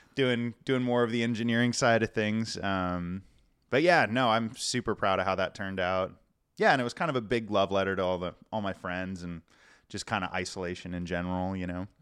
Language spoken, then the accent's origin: English; La Puente, California, United States; also born or lived in Kansas City / Florida; now in Portland, United States; I actually grew up in, uh, just outside the, outside of L A, kind of, um, like La Puente area, if you're familiar, or West Covina.